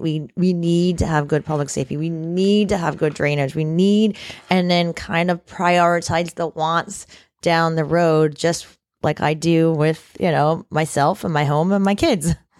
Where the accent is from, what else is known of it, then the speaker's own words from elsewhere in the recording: Indiantown, Florida, United States; I grew up in Indian Town, Florida, which is the far, farthest west that you can get probably in Martin County